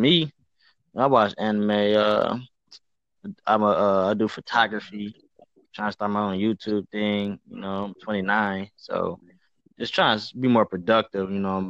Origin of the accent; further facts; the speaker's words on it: Toledo, Ohio, United States; moved away as an adult; now in Cleveland, United States; I'm from Toledo, Ohio, but I'm in Cleveland. I've been in Cleveland since 2012.